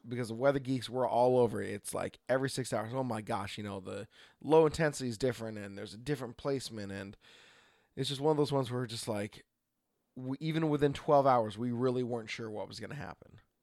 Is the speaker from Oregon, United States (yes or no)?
yes; Oregon, United States; from Oregon